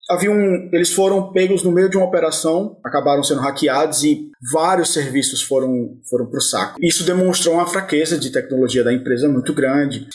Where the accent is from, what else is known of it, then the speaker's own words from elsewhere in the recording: Brazil; moved away as an adult; also born or lived in Denmark; now in Berlin, Germany; eu sou do Brasil, cara mas eu não sou o brasileiro que você tá esperando